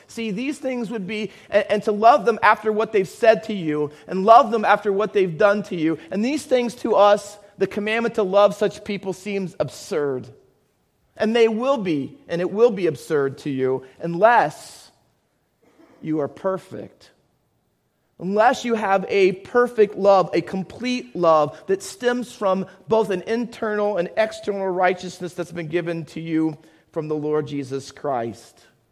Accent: Findlay, Ohio, United States; also born or lived in Camden, New Jersey; now in Hamilton, United States; I was born in Camden, New Jersey. Um, most of you know that, I hope. Cooper Hospital. Um, but I grew up in Findlay, Ohio.

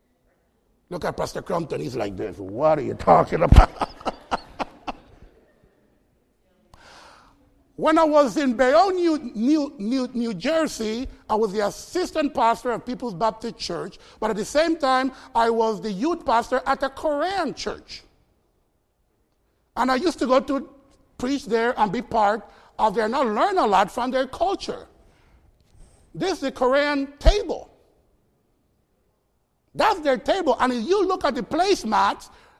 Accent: Costa Rica; moved away as an adult; now in United States; My heritage is Jamaican, even though I was born in Costa Rica

